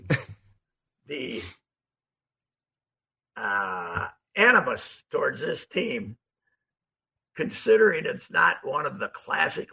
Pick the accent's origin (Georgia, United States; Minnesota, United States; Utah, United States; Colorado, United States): Minnesota, United States; Fulda; I'm from Fulda